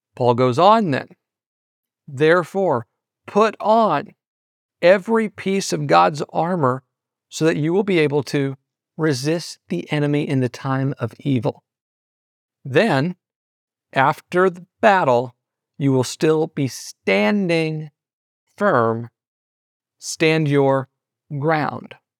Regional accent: Southeast Missouri, United States; in my hometown, where I'm originally from in Southeast Missouri

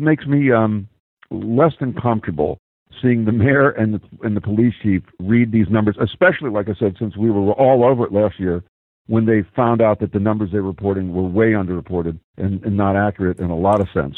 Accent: Philadelphia, Pennsylvania, United States; I come from Philly

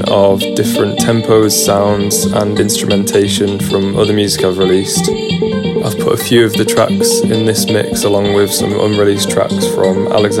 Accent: London, United Kingdom

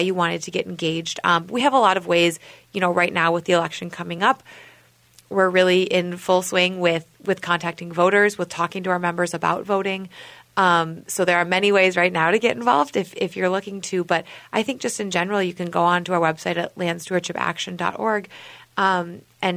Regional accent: Minnesota, United States; I'm from Minnesota originally

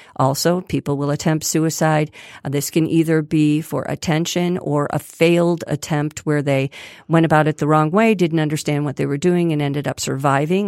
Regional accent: Grosse Pointe, Michigan, United States; I grew up in Grosse Pointe

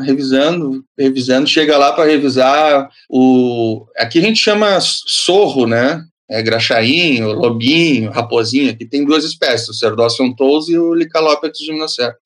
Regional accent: Bagé, Rio Grande do Sul, Brazil; eu sou nascido em Bagé, fronteira com o Uruguai

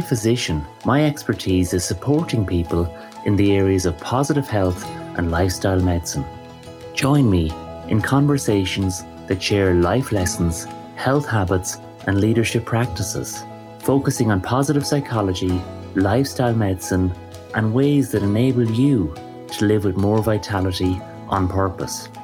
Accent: Ireland; I think as Irish people, we've always had a strong sense

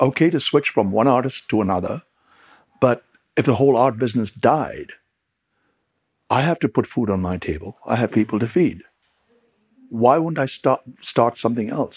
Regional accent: England, United Kingdom; moved away; I really got my retail training in England, where I grew up, in the record business

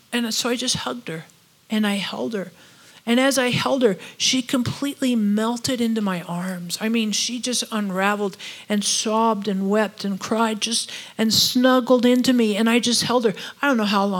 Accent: United States; we're all from America

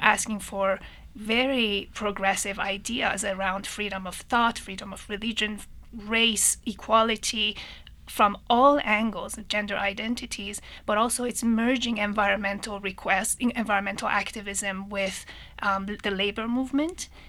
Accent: Tehran, Tehran Province, Iran; moved away as an adult; I was also born and raised in, in Tehran, in Iran. Um, I left right after high school

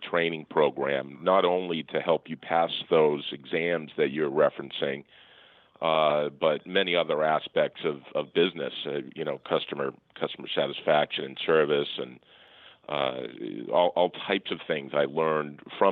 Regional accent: Falmouth, Massachusetts, United States; also born or lived in Connecticut; I grew up on the Cape in Falmouth, Massachusetts, went to a public high school

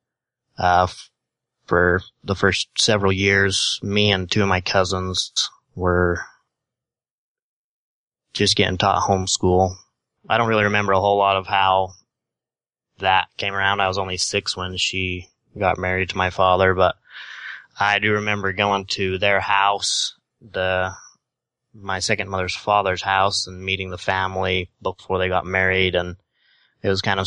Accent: Sandy, Utah, United States; accent: Utah; also born or lived in Salt Lake City, Utah; I was born in Sandy, Utah, actually. We were from Salt Lake

